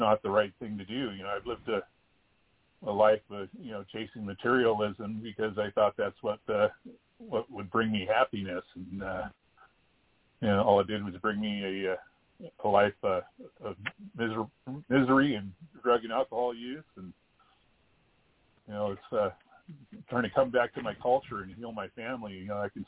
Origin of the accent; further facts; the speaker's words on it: Klamath River, Northern California, United States; I'm from the Kudur Chasta Nation in Northern California on the Klamath River, upriver Indian